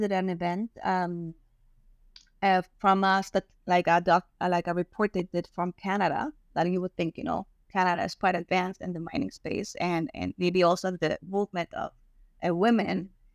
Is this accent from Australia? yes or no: no; Germany; first language German; English is a second language; moved away; I was raised in Germany as well. So I speak German first and then Spanish